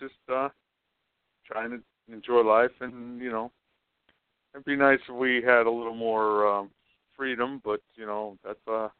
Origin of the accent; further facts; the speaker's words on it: Pennsylvania, United States; now in Florida, United States; I'm originally from Pennsylvania, so I was up in Pittsburgh visiting.